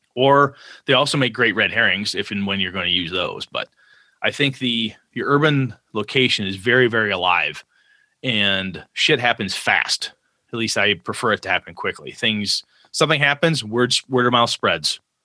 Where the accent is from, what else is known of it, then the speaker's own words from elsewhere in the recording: Wausau, Wisconsin, United States; now in Richland Center, United States; a small town like my hometown of Wausau, Wisconsin.